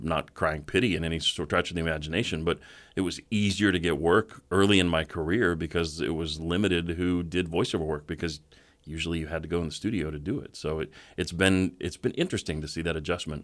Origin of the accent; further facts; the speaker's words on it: Boulder, Colorado, United States; a radio station I grew up listening to in Boulder, Colorado